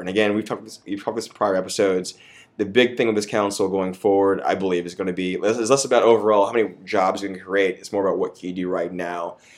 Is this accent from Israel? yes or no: no; Austin, Texas, United States; I'm from Austin. I was born here. I was raised here